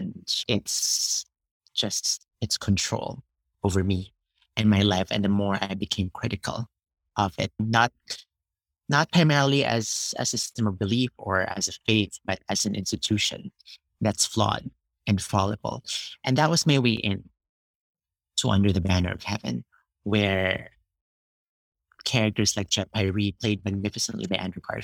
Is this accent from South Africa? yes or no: no; Philippines; moved away as an adult; now in United States; I was born and grew up in the Philippines